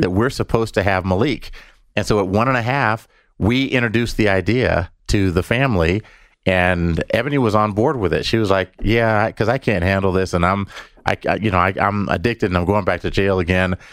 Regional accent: Denver, Colorado, United States; We're from Denver.

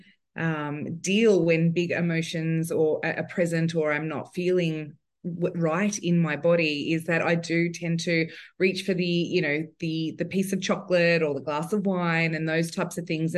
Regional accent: Sydney, New South Wales, Australia; I'm from Sydney. New South Wales.

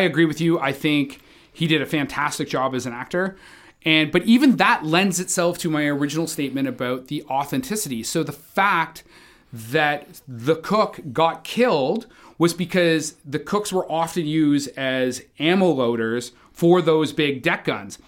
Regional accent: Canada; as a Canadian sailor

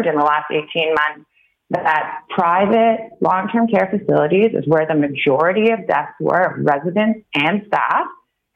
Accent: Toronto, Ontario, Canada; also born or lived in Vancouver, Canada / Oxford, United Kingdom; I grew up in Toronto

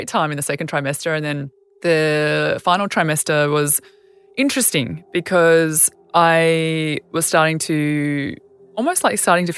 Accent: Albury, New South Wales, Australia; moved away; I grew up in Albury as a country kid

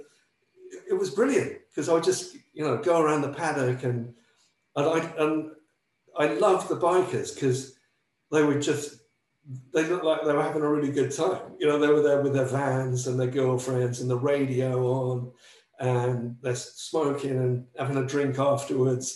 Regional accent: Wootton, South East England, United Kingdom; moved away as an adult; also born or lived in Lancashire, England; now in United States; I'm from the north of England, I'm from Lancashire

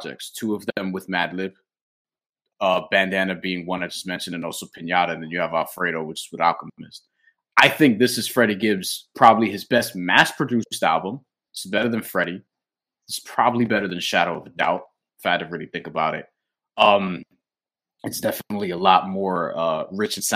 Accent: New York, United States; as a New Yorker

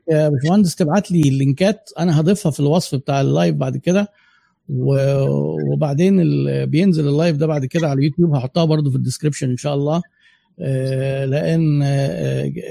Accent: Egypt; احنا بقى مصريين زي بعض

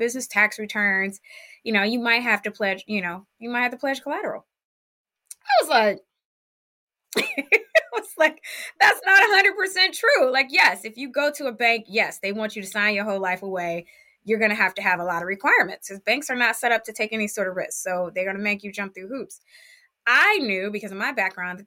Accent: Cleveland, Ohio, United States; I am originally from Cleveland, Ohio. I grew up very poor

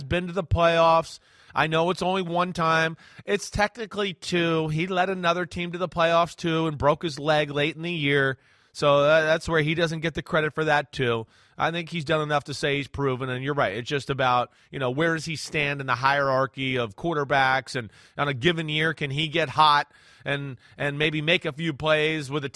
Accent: New Jersey, United States; I'm from New Jersey

